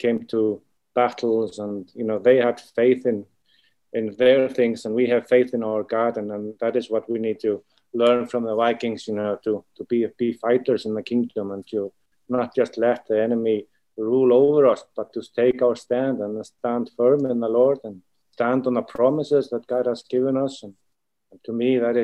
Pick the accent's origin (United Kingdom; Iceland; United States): Iceland; from Iceland. And I have a ministry here called I Am Equipping Center